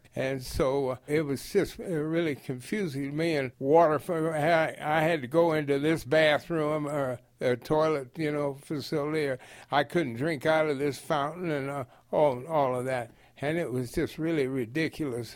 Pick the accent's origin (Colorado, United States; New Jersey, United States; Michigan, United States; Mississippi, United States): Colorado, United States; I came from Colorado